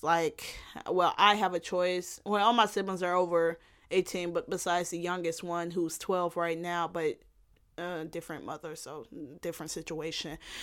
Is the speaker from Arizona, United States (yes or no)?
no; Illinois, United States; also born or lived in Gary, Indiana; since I went to school more so in Illinois, I would just say Illinois.